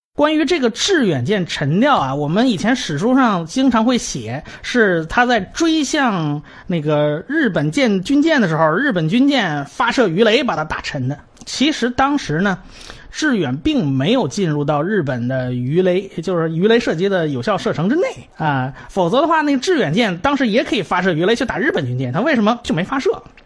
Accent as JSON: {"language": "Chinese", "country": "China", "said": "我们中国人"}